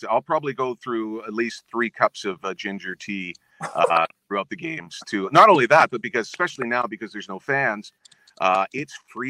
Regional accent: Winnipeg, Manitoba, Canada; at the time when I was growing up in Winnipeg, listening to CKY, in CGLB in Winnipeg

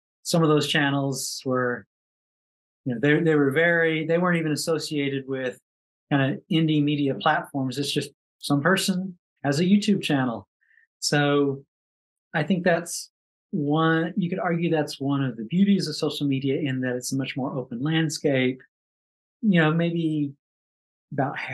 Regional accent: Kentucky, United States; I grew up in Kentucky

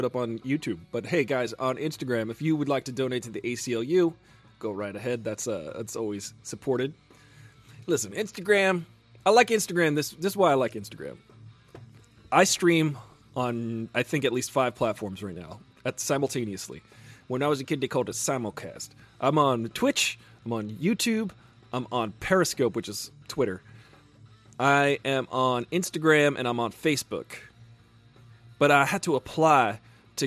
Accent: New York, United States; moved away as an adult; I was driving here from New York, because I'm from New York originally

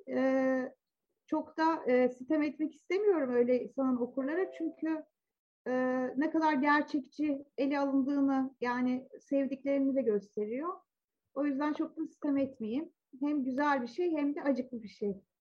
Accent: Zonguldak, Turkey; 70'lerin sonunda ve 80'lerde çocukluk ve daha sonra ergenliğimi geçirdim Zonguldak'ta.

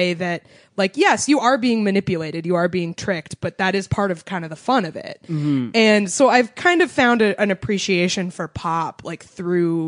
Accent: New England, United States; I grew up in New England.

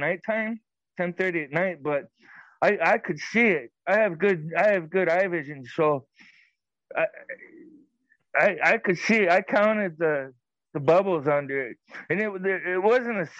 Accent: Arizona, United States; moved away as an adult; now in Minnesota, United States; I'm from Arizona. I was raised there

